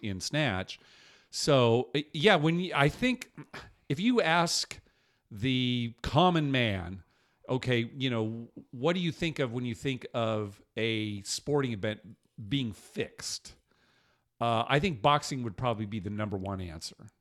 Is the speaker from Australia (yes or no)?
no; United States; just being an American